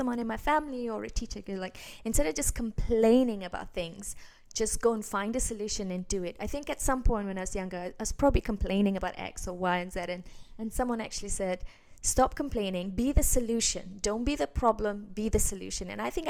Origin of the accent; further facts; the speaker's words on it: Malaysia; I grew up in Asia, in Malaysia, and over there, you know, school is a very traditional system